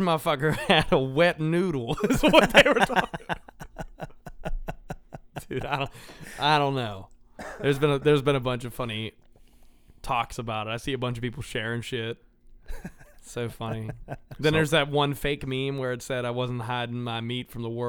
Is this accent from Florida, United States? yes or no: no; Pennsylvania, United States; We're from Pennsylvania.